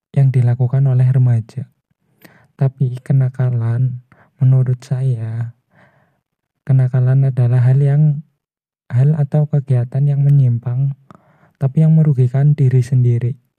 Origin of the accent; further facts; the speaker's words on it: Purwokerto, Central Java, Indonesia; Saya asal dari Purwokerto